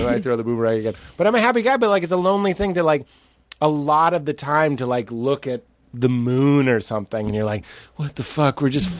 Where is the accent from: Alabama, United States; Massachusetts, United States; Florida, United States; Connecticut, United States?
Massachusetts, United States; Boston; Boston. That's why we ate the same kind of sandwiches.